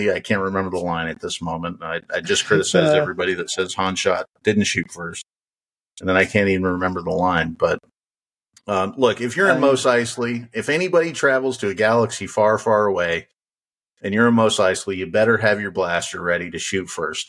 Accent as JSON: {"language": "English", "region": "Wyoming", "country": "United States", "tie": "born or raised there", "said": "I grew up in Wyoming"}